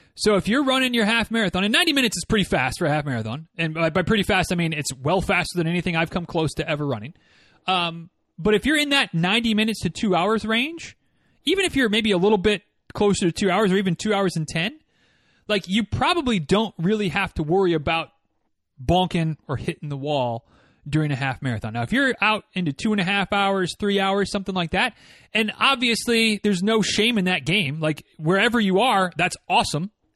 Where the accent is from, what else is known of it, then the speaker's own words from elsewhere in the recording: Northern Michigan, United States; moved away; growing up in Northern Michigan like I did